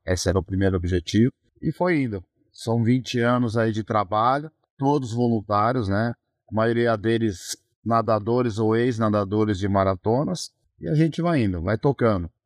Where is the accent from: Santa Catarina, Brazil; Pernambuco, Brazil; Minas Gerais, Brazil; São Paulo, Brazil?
São Paulo, Brazil; São Bernardo do Campo; Eu sou do ABC, São Bernardo do Campo